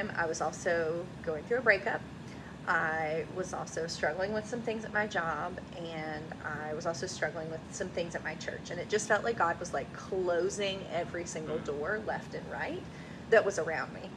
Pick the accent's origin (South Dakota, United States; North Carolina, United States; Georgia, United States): North Carolina, United States; moved away as an adult; also born or lived in Tennessee; now in Manhattan, New York, United States; born and raised in North Carolina